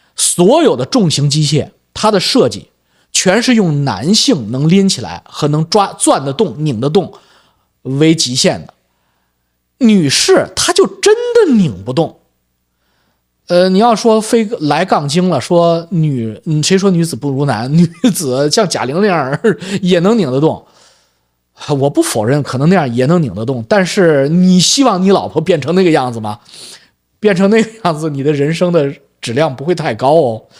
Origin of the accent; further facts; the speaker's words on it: China; accent: Chinese accent (in English); moved away as an adult; also born or lived in Beijing; now in Vancouver, Canada; 我是有中国口音